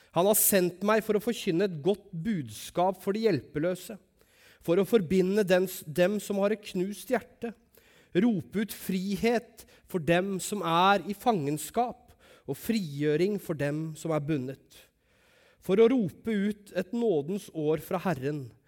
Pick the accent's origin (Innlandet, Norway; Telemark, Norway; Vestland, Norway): Telemark, Norway; Langesund; moved away; når jeg bodde hjemme i Langesund